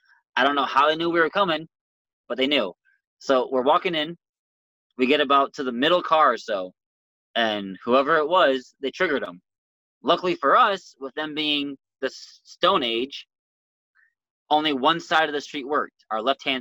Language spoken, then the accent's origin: English; United States; I'm an American